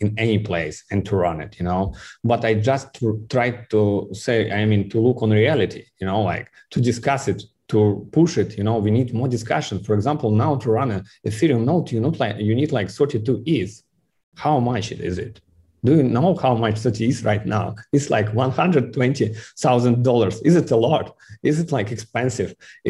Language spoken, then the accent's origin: English; Kaliningrad, Kaliningrad Oblast, Russia; English is a second language; I am a boy from Kaliningrad, you know. Like, I don't think that you know where is Kaliningrad